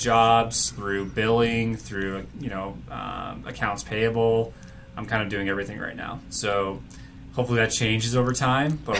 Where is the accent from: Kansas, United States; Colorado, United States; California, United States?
Colorado, United States; Boulder; also born or lived in Tucson, Arizona / Denver, Colorado; I grew up outside of Boulder